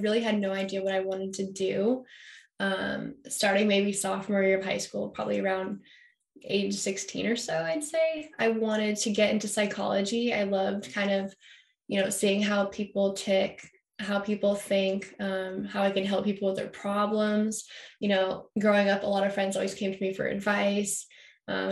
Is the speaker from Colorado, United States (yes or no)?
no; Carmel, California, United States; also born or lived in Massachusetts; As a young kid, I grew up in Massachusetts, actually. And I moved out to California when I was about six. I moved to Carmel, small little beach town up north